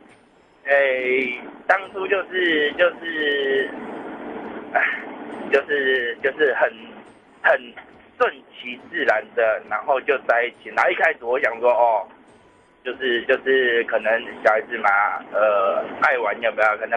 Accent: Hsinchu, Taiwan; 在新竹啊。

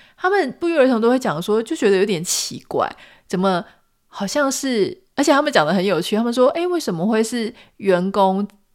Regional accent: Taiwan; 因为我们是台湾人

